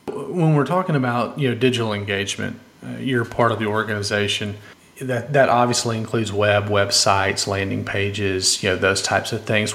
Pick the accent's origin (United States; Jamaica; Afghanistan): United States; Austin, Texas; here in my hometown